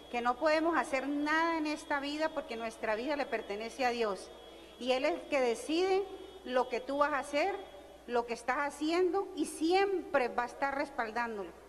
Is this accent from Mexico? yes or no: no; Barranquilla, Atlántico, Colombia; Soy de Barranquilla, donde Sofía Vergara y Shakira.